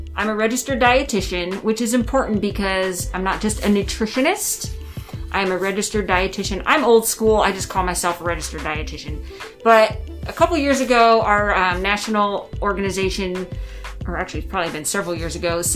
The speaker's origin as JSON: {"language": "English", "town": "Monroe", "region": "Michigan", "country": "United States", "tie": "born or raised there", "also_born_or_lived": "Massachusetts", "moved": "as an adult", "lives_now": "Pendleton, United States", "said": "Monroe's my hometown, and Michigan, but then now Pendleton is my hometown"}